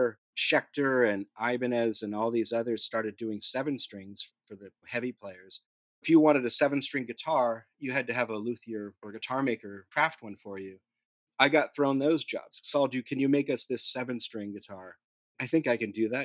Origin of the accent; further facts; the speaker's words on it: Newhall, California, United States; also born or lived in San Diego; I grew up in Southern California, a little north of Los Angeles, in a small town called Newhall